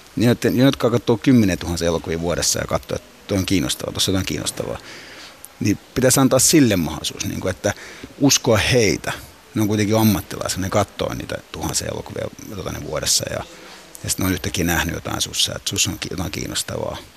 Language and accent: Finnish; Finland; also born or lived in Cyprus; me muutettiin Suomeen, se halusi mulle suomalaisen kasvatuksen ja koulutuksen. Ja muutettiin Suomeen silloin neljä ja viiden ikävuoden välissä